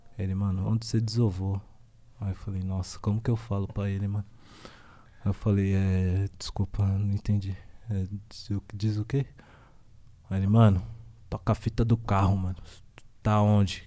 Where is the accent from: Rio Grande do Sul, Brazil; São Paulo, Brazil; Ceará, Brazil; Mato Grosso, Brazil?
São Paulo, Brazil; Zona Leste